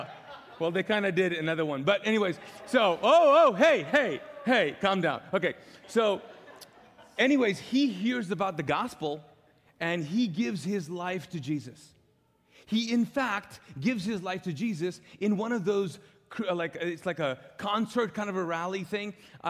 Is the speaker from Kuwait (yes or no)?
yes; Kuwait; And we were so pumped about that as a Pakistani family, living as immigrants in Kuwait. Even though I was born there, you can't become like a citizen even if you're born there in Kuwait.